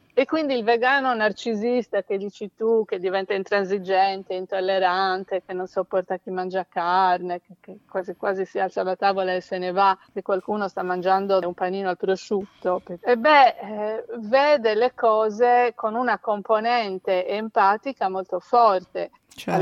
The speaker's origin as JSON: {"language": "Italian", "region": "Sardinia", "country": "Italy", "said": "sono sarda"}